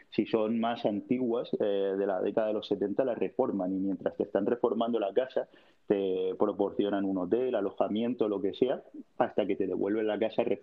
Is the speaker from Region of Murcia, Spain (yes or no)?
yes; Cabo de Palos, Region of Murcia, Spain; Me iría a cabo de palos de donde soy yo